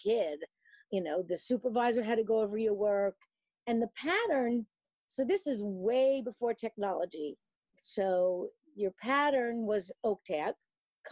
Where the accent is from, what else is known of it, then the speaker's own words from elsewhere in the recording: New York City, New York, United States; moved away as an adult; now in Hackensack, United States; I live in the United States in Hackensack, New Jersey, and I grew up in New York City